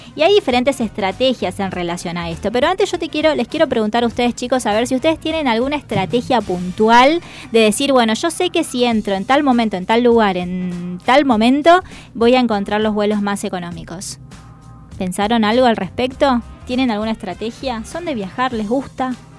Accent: Salta, Argentina; moved away; also born or lived in Buenos Aires; yo soy del interior, yo soy de Salta, de la provincia de Salta

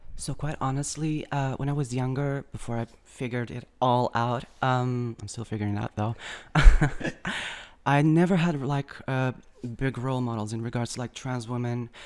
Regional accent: Algarve, Portugal; moved away as an adult; now in Lisbon, Portugal; I came from Algarve originally

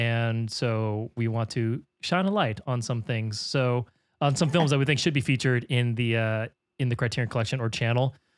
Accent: San Francisco, California, United States; I'm from San Francisco

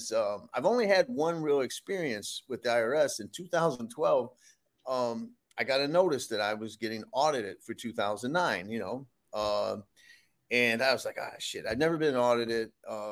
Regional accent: Detroit, Michigan, United States; now in Rhode Island, United States; I'm from Detroit.

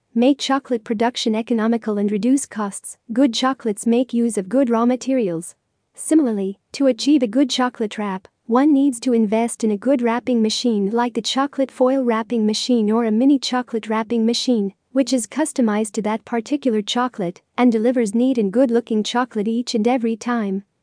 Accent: Lebanon; from Lebanon

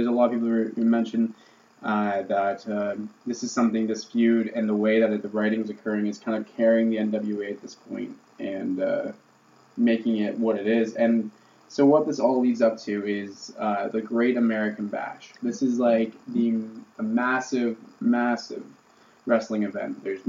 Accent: Canada; As two Canadian people.

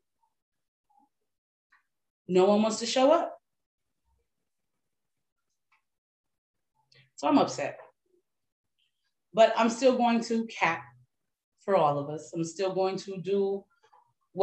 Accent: Detroit, Michigan, United States; moved away; my hometown, my home city, Detroit, and I don't even live there anymore.

